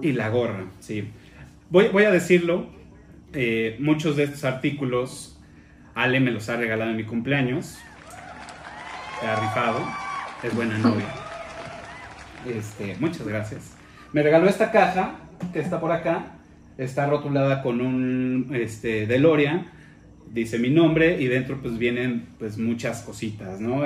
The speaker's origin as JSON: {"language": "Spanish", "country": "Mexico", "said": "aquí en México"}